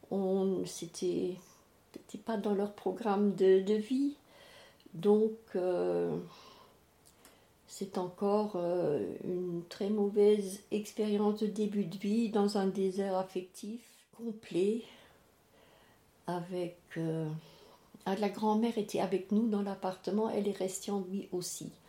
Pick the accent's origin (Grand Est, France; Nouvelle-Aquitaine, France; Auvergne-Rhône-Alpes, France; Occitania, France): Grand Est, France; Strasbourg; je suis née en 36 et en 40, euh, nous habitions, mes parents et euh, mes, ma grande sœur, mon grand frère et ma petite sœur, à Cronenbourg